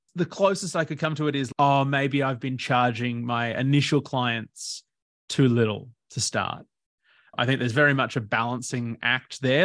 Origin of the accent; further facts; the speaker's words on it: Port Macquarie, New South Wales, Australia; also born or lived in Bendigo, Victoria; I first started growing up in Bendigo until I was about nine in Victoria. then the family, my dad just loved the ocean, so he moved up to Port Macquarie in New South Wales